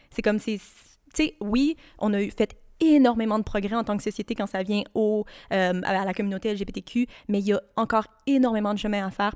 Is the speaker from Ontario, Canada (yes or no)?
yes; Ottawa, Ontario, Canada; now in Montreal, Canada; je viens d'Ottawa